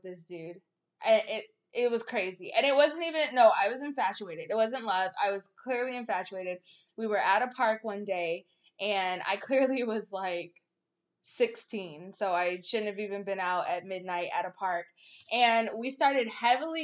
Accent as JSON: {"language": "English", "area": "the Bay Area", "region": "California", "country": "United States", "moved": "yes", "lives_now": "the Valley, United States", "said": "I'm from the Bay"}